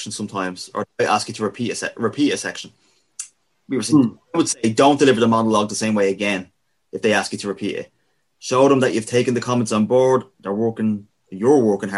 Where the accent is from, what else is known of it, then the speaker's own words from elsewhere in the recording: Dublin, Leinster, Ireland; we're from Dublin